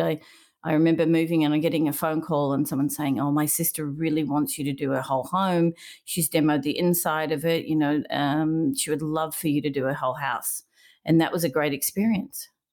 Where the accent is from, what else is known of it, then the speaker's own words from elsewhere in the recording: Melbourne, Victoria, Australia; moved away as an adult; now in California, United States; I grew up in Melbourne, Australia, uh, when, uh, first place I grew up was Caulfield, and then we moved to Brighton